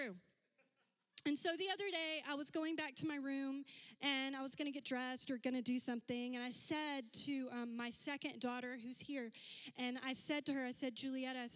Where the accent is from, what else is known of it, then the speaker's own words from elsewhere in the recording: Louisiana, United States; There were six of us growing up, and we lived in a house that did not have a lot of bathrooms because we're from Louisiana